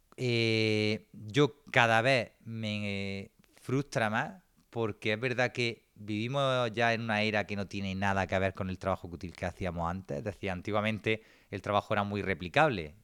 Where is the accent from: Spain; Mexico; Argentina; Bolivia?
Spain; Granada, Andalusia; soy de Granada